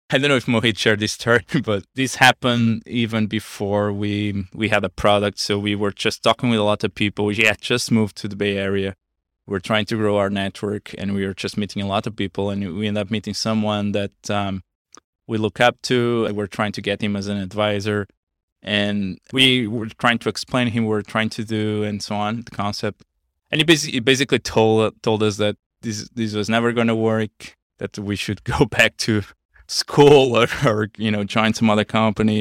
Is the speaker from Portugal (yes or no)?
yes; small town near Porto, Norte, Portugal; moved away as an adult; also born or lived in Los Angeles, United States; now in United States; I'm basically from a small town on the north part of Portugal, uh, close to, uh, Porto.